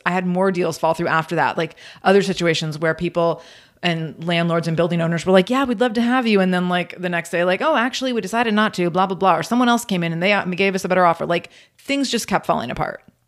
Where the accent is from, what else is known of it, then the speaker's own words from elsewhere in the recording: Pacific Northwest, United States; I'm born and raised in the Pacific Northwest